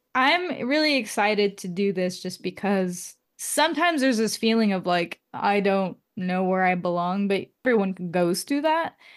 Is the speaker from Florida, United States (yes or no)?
no; Oakland, California, United States; moved away as an adult; also born or lived in San Francisco; now in Seattle, United States; I was born in Oakland, and I say I'm from Oakland just because I went to school in Oakland for a portion of my life